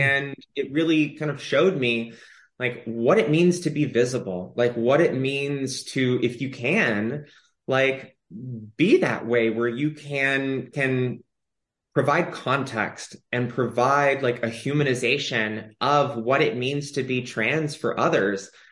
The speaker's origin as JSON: {"language": "English", "town": "Austin", "region": "Texas", "country": "United States", "tie": "born or raised there", "moved": "yes", "lives_now": "Los Angeles, United States", "said": "I grew up in Austin, Texas"}